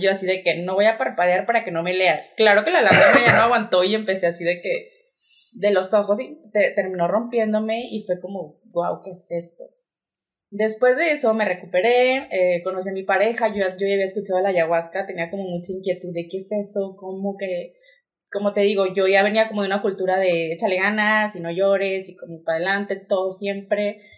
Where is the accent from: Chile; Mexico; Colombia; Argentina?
Mexico; Torreón, Coahuila; also born or lived in Monterrey; yo soy de aquí de Torreón, Coahuila. Eh, estudié diseño de modas. Toda mi vida estuve aquí.